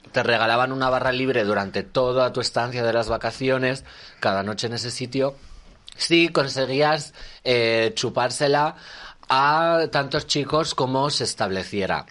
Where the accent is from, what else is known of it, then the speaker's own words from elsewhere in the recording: Magaluf, Balearic Islands, Spain; also born or lived in León; now in Madrid, Spain; me he criado en Magaluf.